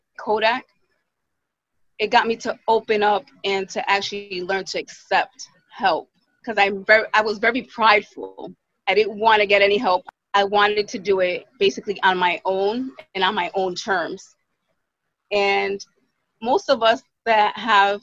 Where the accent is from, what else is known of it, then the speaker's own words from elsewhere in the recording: Providence, Rhode Island, United States; I'm from Providence, Rhode Island.